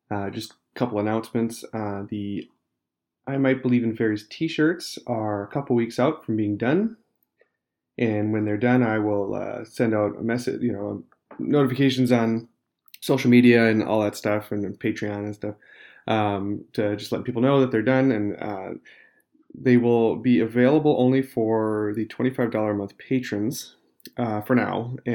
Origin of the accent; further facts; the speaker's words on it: Minnesota, United States; I am from Minnesota, so our goodbyes take 45 minutes.